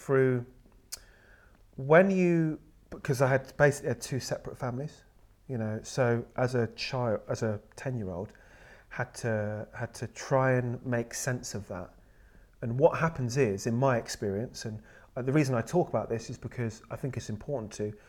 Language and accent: English; United Kingdom; so I'm brought up in with a British and sort of white family, and that's who I am. I'm British